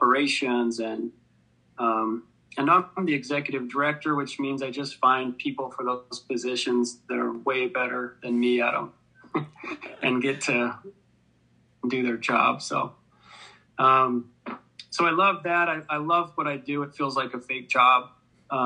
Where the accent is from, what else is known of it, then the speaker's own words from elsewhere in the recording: Sandy, Utah, United States; also born or lived in Farmington, Utah; I grew up mostly in Sandy and Farmington